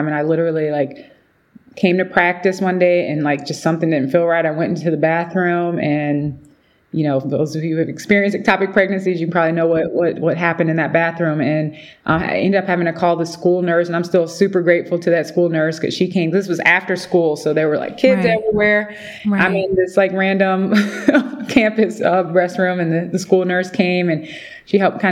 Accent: Midwest, United States; moved away as an adult; now in Atlanta, United States; I'm originally from the Midwest

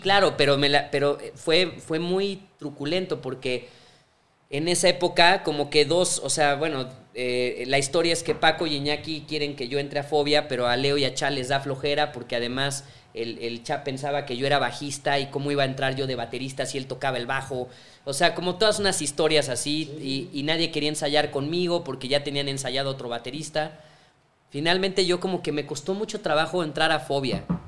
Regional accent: Mexico; en mi país, o sea, yo de así de chavito

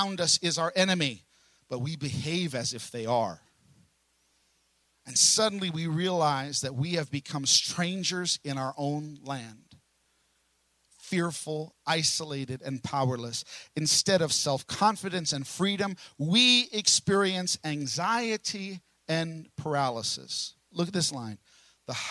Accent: New York City, New York, United States; also born or lived in Brooklyn; now in Oklahoma, United States; I'm from New York. I was born in Staten Island

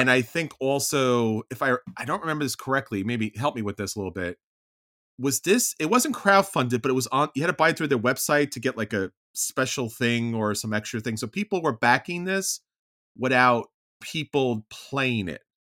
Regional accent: New York, United States; I'm a New Yorker or Italian

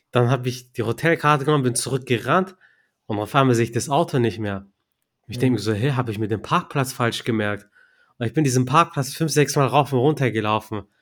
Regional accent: Turkey; Ich bin ja Türke.

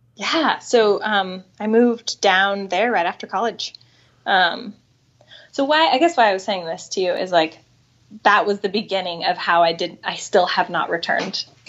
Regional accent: Bigfork, Montana, United States; moved away as an adult; now in Seattle, United States; grew up in Northwest Montana.

